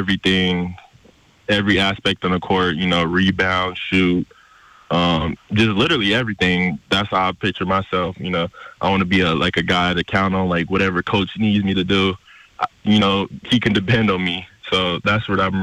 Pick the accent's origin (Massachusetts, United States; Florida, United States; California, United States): California, United States; San Francisco; I decided to go back to San Francisco City College, you know, play back in my hometown